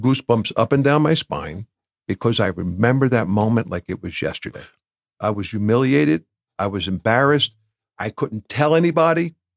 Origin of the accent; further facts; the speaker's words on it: Bloomfield, New Jersey, United States; I grew up in Bloomfield.